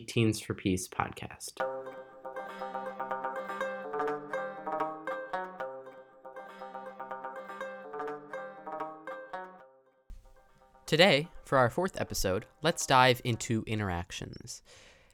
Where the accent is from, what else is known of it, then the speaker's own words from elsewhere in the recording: Chicago, Illinois, United States; I'm 17 and from the Chicago area